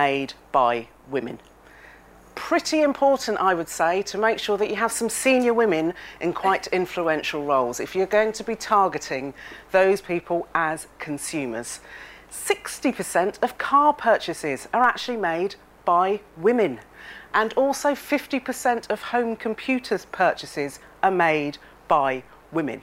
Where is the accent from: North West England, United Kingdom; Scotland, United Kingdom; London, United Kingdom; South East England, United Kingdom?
South East England, United Kingdom; Reading; when I was growing up, I'm a girl of the 70s, growing up in Reading